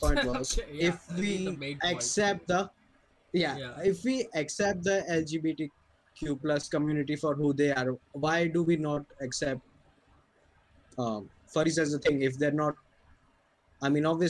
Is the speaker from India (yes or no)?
yes; India; we're fucking Indians